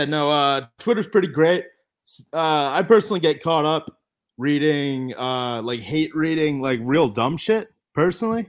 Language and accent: English; United States